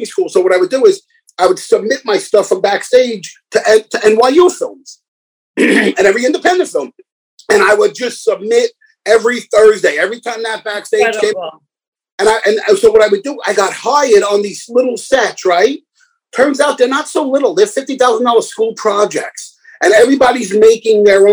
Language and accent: English; New York City, New York, United States; moved away; when I was a young kid, you know, growing up in the Bronx